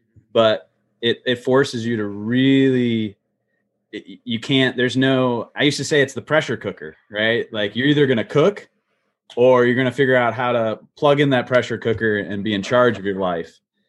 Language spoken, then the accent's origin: English; Midwest, United States; growing up in the Midwest, my sister still lives there.